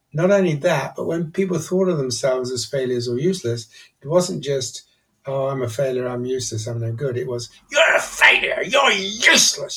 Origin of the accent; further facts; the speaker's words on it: Nigeria; moved away; also born or lived in England / Edinburgh; I grew up in Nigeria, actually, and then I came to English boarding school